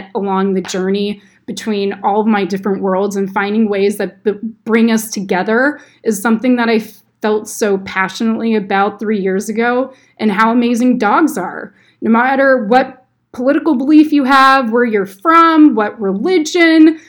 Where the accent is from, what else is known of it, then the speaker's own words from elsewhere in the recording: North Bay Area, Sonoma County, California, United States; growing up in the North Bay Area in Sonoma County